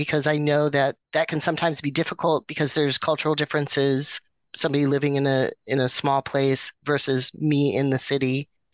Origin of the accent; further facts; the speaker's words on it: Kotzebue, Alaska, United States; moved away; also born or lived in Fairbanks, Alaska; I did grow up in Kotzebue, like I went to grade school there